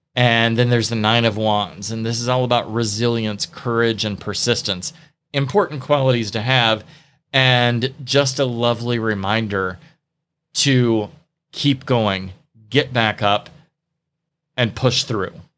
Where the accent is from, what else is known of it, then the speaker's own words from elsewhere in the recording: the Bible Belt, United States; growing up in the Bible Belt, tarot was seen as dangerous